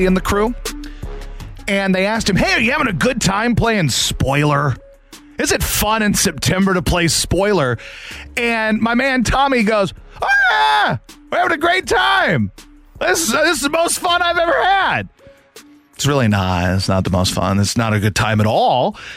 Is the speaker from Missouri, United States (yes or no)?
yes; Poplar Bluff, Missouri, United States; also born or lived in Philadelphia; now in St. Louis, United States; I am from Poplar Bluff, Missouri. That is in the boot heel of this great state. I was born there